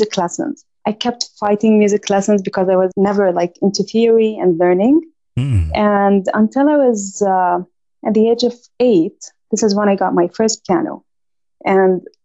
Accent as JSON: {"language": "English", "country": "Jordan", "tie": "born or raised there", "also_born_or_lived": "Saudi Arabia / Virginia, United States", "moved": "as an adult", "lives_now": "Los Angeles, United States", "said": "2 years after we moved back to Jordan, which is my home country"}